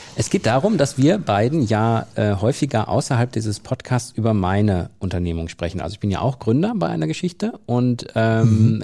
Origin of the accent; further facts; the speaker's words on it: Soest district, North Rhine-Westphalia, Germany; im Kreis Soest, meiner Heimat